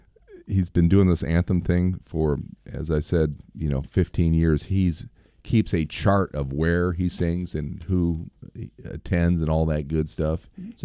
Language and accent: English; St. Louis, Missouri, United States; moved away; I grew up in St. Louis